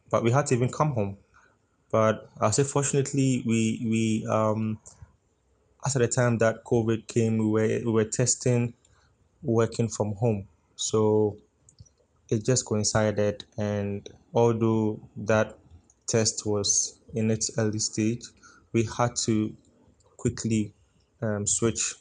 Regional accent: Ghana; I'm in Ghana, Accra, and in fact, I'm Ghanaian.

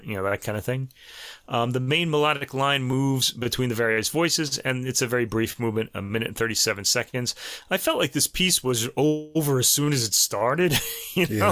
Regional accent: New York, United States; accent: New York; my New York accent?

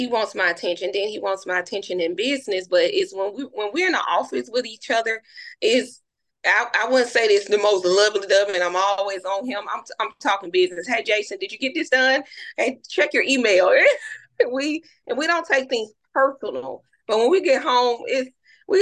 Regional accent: Birmingham, Alabama, United States; I'm from Birmingham, Alabama

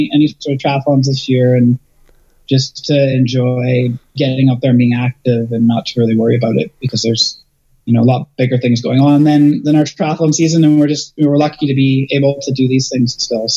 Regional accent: Chilliwack, British Columbia, Canada; now in Vancouver Island, Canada; Cultus Lake is Chilliwack, which is my hometown

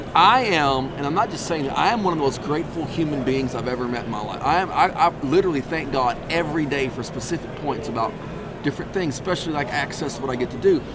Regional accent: East Texas, United States; I'm from East Texas

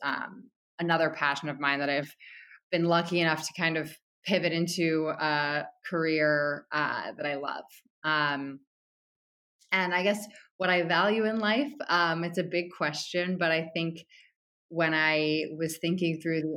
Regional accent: Connecticut, United States; moved away as an adult; now in New York City, United States; I'm from Connecticut, and I've lived in New York City for most of my adult life.

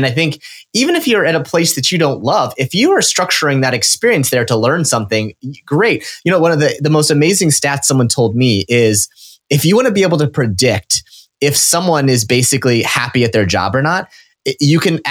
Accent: Nebraska, United States; I grew up in Nebraska

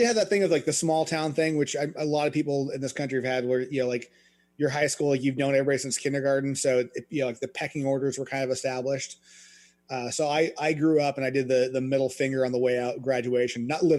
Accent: San Juan Island, Washington, United States; Like growing up in Washington State, I mean, we were right by the border. I grew up on an island. Like you could see Victoria from, the beach kind of thing.

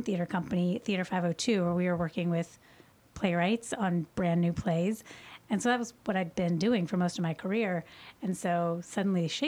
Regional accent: Louisville, Kentucky, United States; also born or lived in Cincinnati / New York; I'm from Louisville. I grew up here

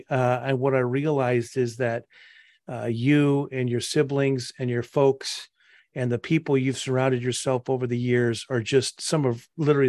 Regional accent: Spokane, Washington, United States; my sister and I went to St. Patrick's Catholic School in a little hamlet called Hilliard in Spokane.

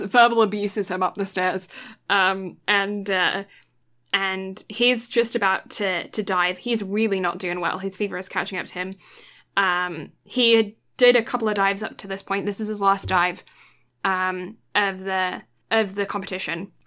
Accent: United Kingdom; as a British person

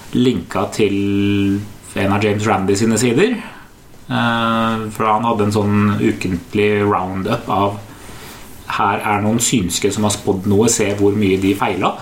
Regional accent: Oslo, Norway; kjellerstua hjemme på Høybråten

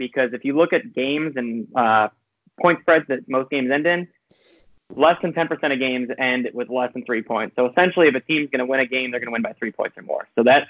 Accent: Michigan, United States; We're both from the Michigan area.

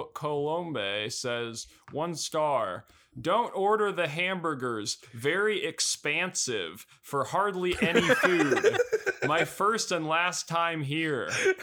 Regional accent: Lincoln, Nebraska, United States; There used to be a 7-Eleven when I grew up in Lincoln. There was a 7-Eleven in my neighborhood.

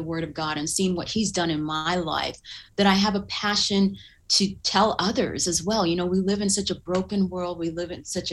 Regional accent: Southern California, United States; also born or lived in Uganda / Duluth, Minnesota; church that I grew up in Southern California

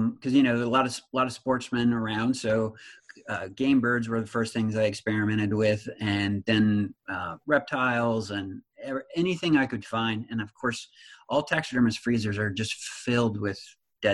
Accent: Nebraska, United States; I was raised in Nebraska

